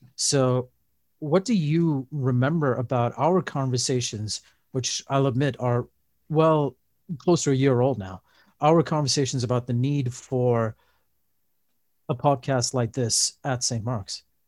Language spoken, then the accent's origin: English; Dubai, United Arab Emirates; moved away as an adult; also born or lived in Pittsfield, Massachusetts; now in Lynnwood, United States; I was born in Dubai, and we went to the Roman Catholic Church there